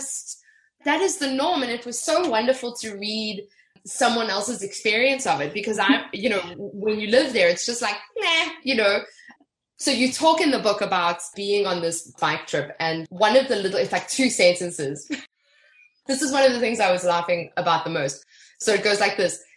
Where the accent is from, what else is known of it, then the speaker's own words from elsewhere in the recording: Johannesburg, Gauteng, South Africa; I'm not from Cape Town, I'm from Joburg, but I'm very familiar with Cape Town